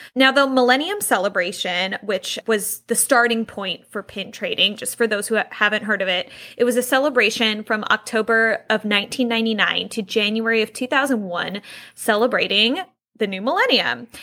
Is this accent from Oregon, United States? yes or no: no; Anaheim, California, United States; I was growing up in Anaheim